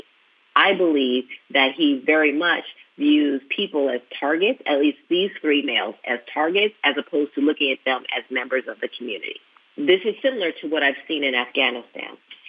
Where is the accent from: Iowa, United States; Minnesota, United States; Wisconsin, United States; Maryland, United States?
Wisconsin, United States; Milwaukee; moved away; my affinity to my hometown of Milwaukee